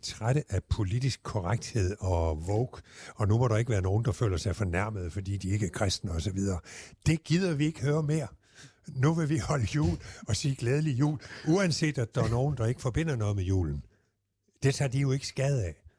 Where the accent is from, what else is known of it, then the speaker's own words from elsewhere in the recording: Southern Jutland, Southern Denmark, Denmark; jeg er jo sønderjyde